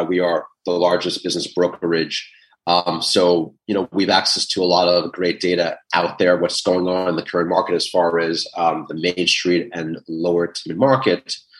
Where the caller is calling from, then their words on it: New York City, New York, United States; I am in the Big Apple, New York City.